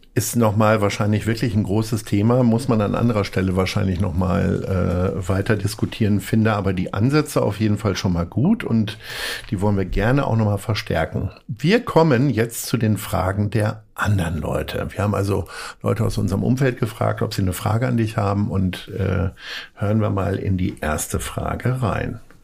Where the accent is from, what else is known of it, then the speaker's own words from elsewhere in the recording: Hanover, Lower Saxony, Germany; now in Hamburg, Germany; ich komme aus Hannover